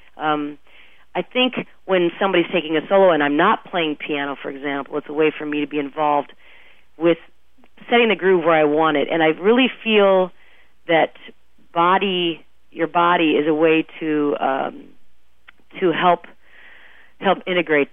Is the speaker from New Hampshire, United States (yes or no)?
no; Omaha, Nebraska, United States; moved away as an adult; also born or lived in Bay Area, California / Minneapolis / Kansas City; I grew up in Omaha, but then I moved, it's a long story, I moved to the Bay Area for a while in high school